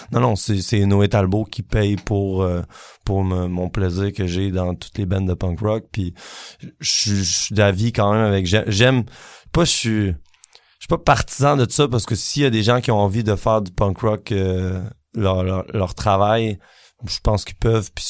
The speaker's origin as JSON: {"language": "French", "region": "Quebec", "country": "Canada", "said": "qu'est-ce je me suis tellement posé la question qu'est-ce qui fait qu'on est qu'on est québécois"}